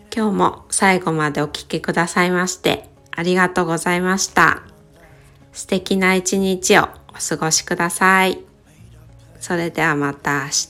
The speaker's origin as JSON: {"language": "Japanese", "town": "Kitakyushu", "region": "Fukuoka", "country": "Japan", "tie": "born or raised there", "said": "私は出身が北九州市の小倉南区に、えー、なります"}